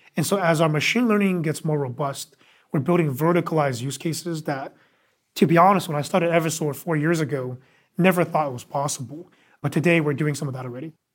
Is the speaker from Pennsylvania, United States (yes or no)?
no; Bay Area, California, United States; also born or lived in New York; originally from the Bay Area, so grew up, uh, loving technology